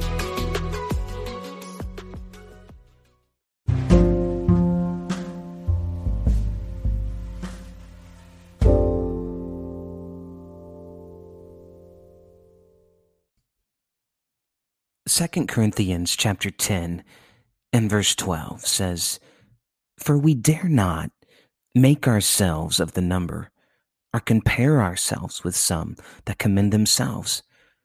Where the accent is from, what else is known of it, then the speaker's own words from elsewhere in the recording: near Chicago, Illinois, United States; I grew up near Chicago